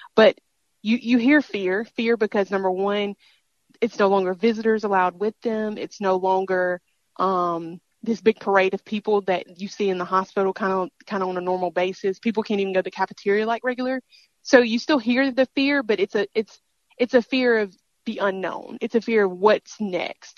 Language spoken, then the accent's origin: English; Mississippi, United States; this is my home state